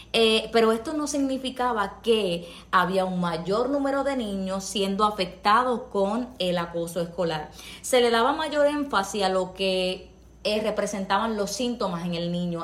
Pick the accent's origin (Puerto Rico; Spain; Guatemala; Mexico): Puerto Rico; soy puertorriqueña